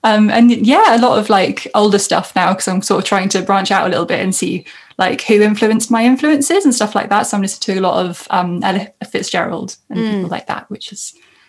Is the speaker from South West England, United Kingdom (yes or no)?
yes; Cornwall, South West England, United Kingdom; now in Cardiff, United Kingdom; I grew up in Cornwall, but I now am living with my parents in their house in Cardiff